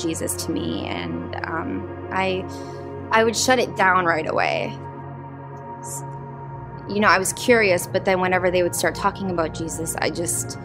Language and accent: English; Jordan; Growing up in Jordan